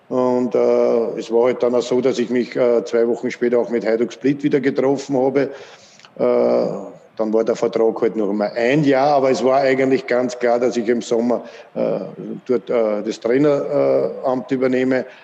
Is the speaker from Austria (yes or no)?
yes; Vienna, Austria; dass FAC mein Heimatverein ist, wo ich aufgewachsen bin, von klein auf bis in die erste Mannschaft und aus Floridsdorf komme